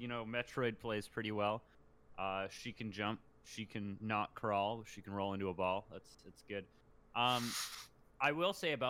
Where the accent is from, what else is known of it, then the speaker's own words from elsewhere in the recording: Canada; In Canada, we call football the same thing you guys.